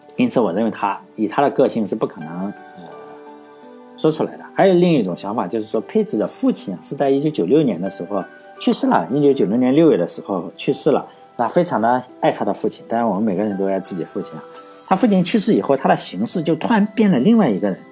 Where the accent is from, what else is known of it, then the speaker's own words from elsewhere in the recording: Laiwu, Shandong, China; 像我老家来五，一个都没有嘛